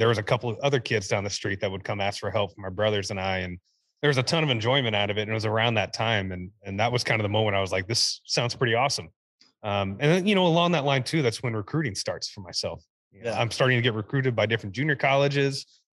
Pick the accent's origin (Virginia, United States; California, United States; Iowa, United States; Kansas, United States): Kansas, United States; Kansas City; played, you know, at all the different places in Kansas City between 3 and 2, you know, different club ball with some different academies that are within Kansas City, but went into freshman year at Olathe North.